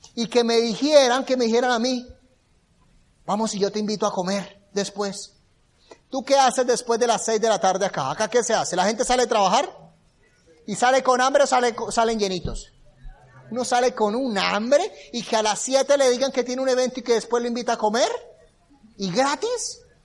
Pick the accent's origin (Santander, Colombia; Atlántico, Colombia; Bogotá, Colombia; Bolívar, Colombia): Santander, Colombia; Bucaramanga; Yo vengo de una ciudad que se llama Bucaramanga. Es la cuarta, quinta ciudad más grande de Colombia.